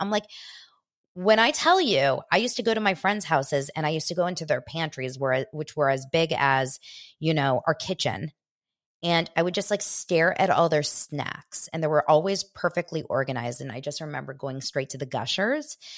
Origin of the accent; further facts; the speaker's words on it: West Hollywood, California, United States; I grew up in West Hollywood